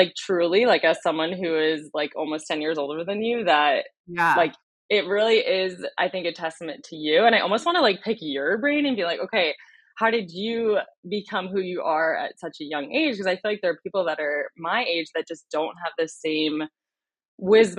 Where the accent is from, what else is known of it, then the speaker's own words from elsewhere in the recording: Westchester, New York, United States; moved away as an adult; also born or lived in Washington, D.C. / Charlottesville, Virginia; now in Kansas City, United States; I'm from New York. I grew up outside of New York City in the suburbs in Westchester, about an hour north of New York City. Went to high school there.